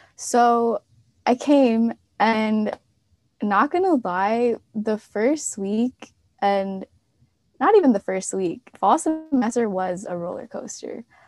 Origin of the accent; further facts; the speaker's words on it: Maryland, United States; moved away as an adult; I was from Maryland